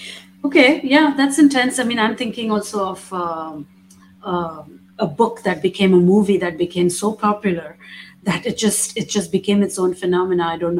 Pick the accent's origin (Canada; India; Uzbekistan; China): India; But being Indian, being brown, and traveling in those Western European spaces is also has its challenges.